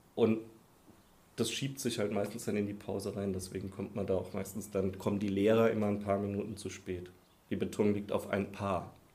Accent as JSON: {"language": "German", "town": "Heidelberg", "region": "Baden-Württemberg", "country": "Germany", "tie": "born or raised there", "also_born_or_lived": "Koblenz / Dieburg", "moved": "as an adult", "said": "ich komme komm ja aus Heidelberg, da habe ich mein Abi auch gemacht aus der Ecke da unten"}